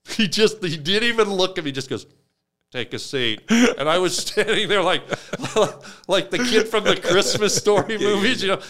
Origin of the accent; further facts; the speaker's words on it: Canada; we're from Canada